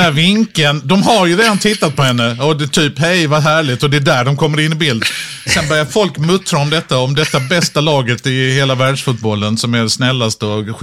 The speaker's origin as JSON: {"language": "Swedish", "country": "Sweden"}